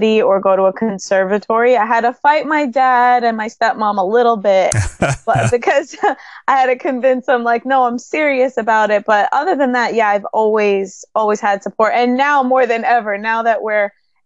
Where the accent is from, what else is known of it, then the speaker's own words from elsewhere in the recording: New York City, New York, United States; I am born and raised in New York City in Queens